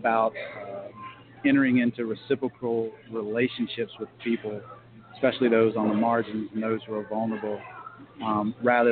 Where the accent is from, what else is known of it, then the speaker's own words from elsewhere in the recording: Raleigh, North Carolina, United States; moved away as an adult; now in Virginia Beach, United States; I grew up in Raleigh, North Carolina